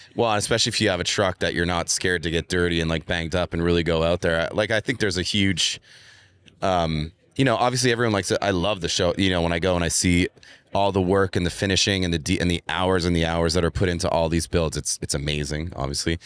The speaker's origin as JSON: {"language": "English", "town": "Montreal", "region": "Quebec", "country": "Canada", "moved": "yes", "said": "I'm actually from Montreal in Canada where it's winter a lot"}